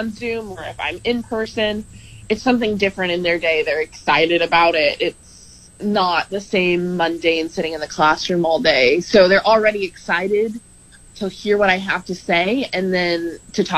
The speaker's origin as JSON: {"language": "English", "country": "United States", "moved": "as an adult", "lives_now": "Lincoln, United States", "said": "I am originally from Washington, or just south of Washington, D.C."}